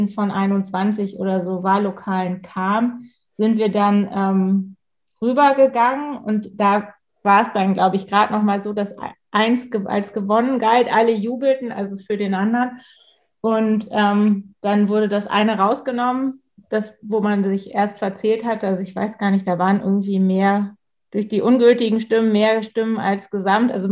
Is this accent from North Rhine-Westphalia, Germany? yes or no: no; Pinneberg, Schleswig-Holstein, Germany; ich komme ja aus, aus Pinneberg, ich sage mal, Pinneberg nicht so ein bisschen zu Hamburg wie Stockelsdorf zu Lübeck, also es ist direkt da dran.